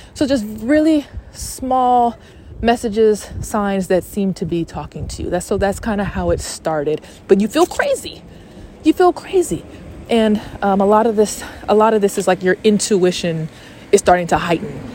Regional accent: Atlanta, Georgia, United States; also born or lived in Texas; I'm from Atlanta

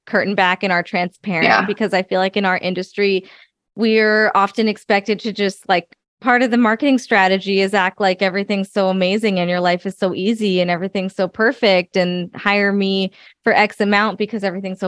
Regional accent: United States; I'm first generation American.

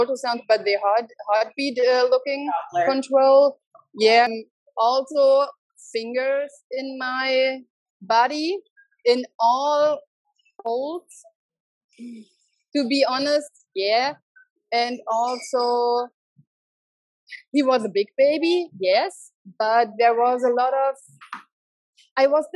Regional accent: Germany; English is a second language; moved away as an adult; also born or lived in Berlin / Mexico; now in Nicaragua; I'm from Germany and I lived since 2006 in Berlin.

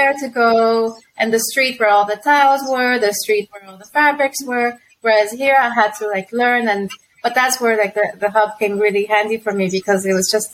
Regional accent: El Salvador; moved away as an adult; also born or lived in Mexico; now in London, United Kingdom; I'm from El Salvador

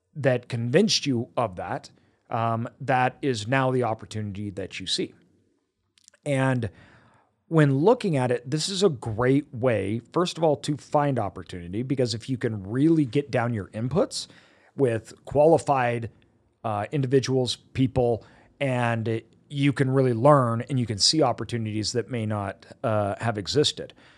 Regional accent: United States; I was born in America

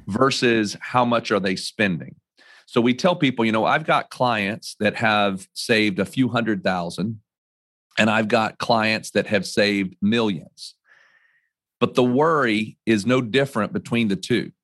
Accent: North Carolina, United States; also born or lived in New York / Connecticut; I was born and raised in North Carolina

